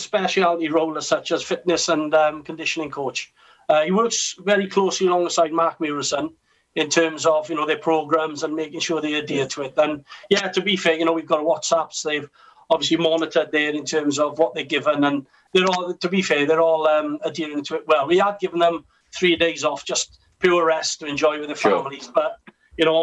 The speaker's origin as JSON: {"language": "English", "town": "Carmarthen", "region": "Wales", "country": "United Kingdom", "tie": "born or raised there", "said": "I joined from Carmarthen, my hometown club, in 2002"}